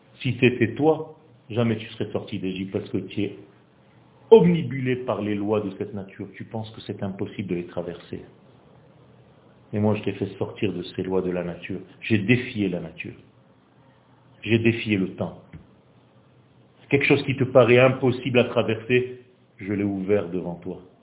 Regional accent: Israel; first language Hebrew; French is a second language; ma langue, c'est l'hébreu. Moi, je ne suis pas français. Je suis né en Israël et j'ai juste appris le français pour venir donner un cours ici

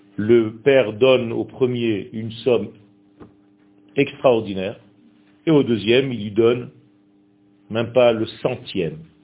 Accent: Israel; first language Hebrew; French is a second language; ce n'est pas ma langue natale du tout. Et moi je suis né Israël. Je suis né en Israël. Ma langue natale c'est l'hébreu.

